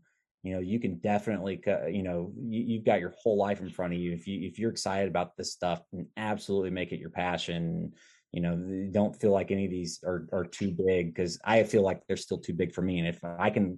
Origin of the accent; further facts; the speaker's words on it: Arkansas, United States; I'm from Arkansas